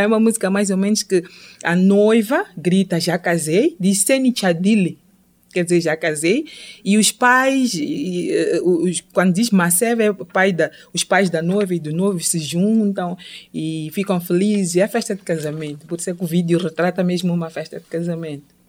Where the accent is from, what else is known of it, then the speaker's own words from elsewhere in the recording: southern Mozambique, Mozambique; first language Changana; Portuguese is a second language; Xangana é minha língua materna é do sul de Moçambique, Maputo e Gaza